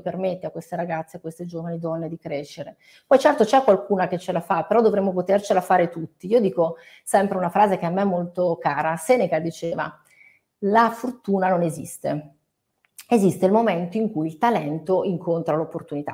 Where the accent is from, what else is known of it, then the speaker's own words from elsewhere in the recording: Italy; io adoro il mio paese